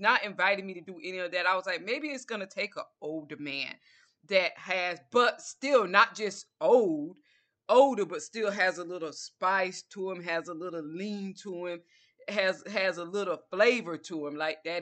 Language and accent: English; Georgia, United States; accent: southern; I'm from Georgia.